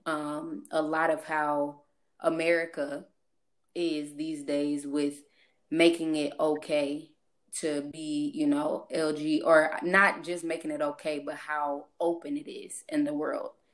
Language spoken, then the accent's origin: English; St. Charles, Missouri, United States; I am from St. Louis. Um more specific, St. Charles area, if y'all noticed my accent